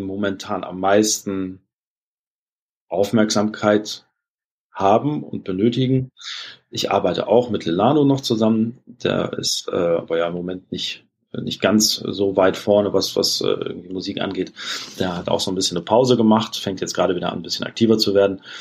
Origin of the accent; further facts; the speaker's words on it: Germany; als Deutscher